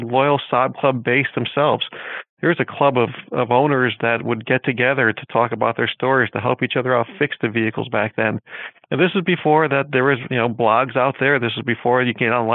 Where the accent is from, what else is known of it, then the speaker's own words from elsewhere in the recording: Northeast, United States; also born or lived in Connecticut; Growing up in the Northeast environment